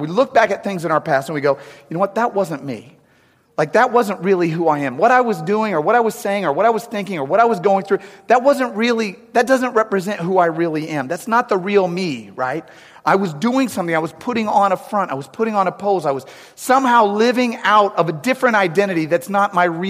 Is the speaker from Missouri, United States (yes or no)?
yes; St. Louis, Missouri, United States; also born or lived in St. Charles; we're both from St. Louis.